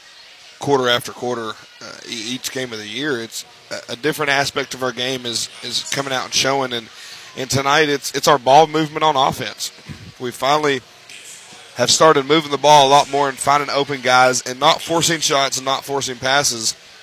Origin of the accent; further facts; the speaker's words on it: East Tennessee, United States; I'm from East Tennessee